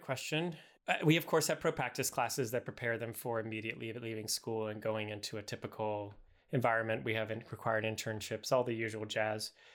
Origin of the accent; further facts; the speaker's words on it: the South, United States; I'm from the South